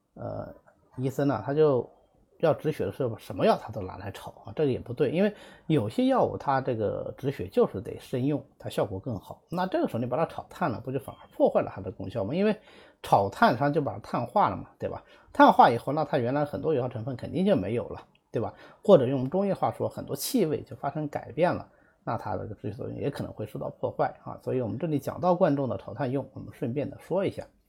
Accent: Zhejiang, China; 如果我们浙江人的话，应该是非常熟悉

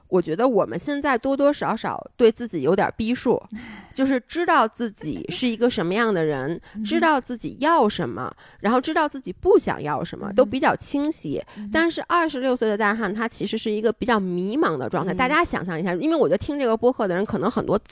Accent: Beijing, China; also born or lived in Toronto; 然后我们是北京人

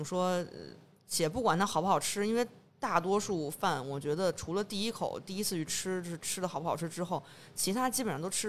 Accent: Beijing, China; accent: Beijing; 我作为一北京人，我可能小时候在朝阳区长大，然后后来都在东城待的比较多。

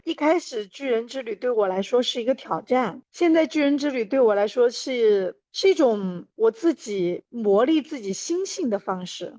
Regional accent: China; 我从中国来

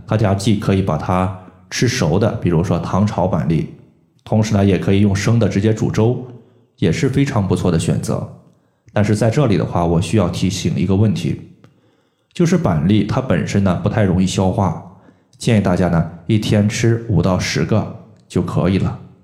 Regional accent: China; 我们中国人

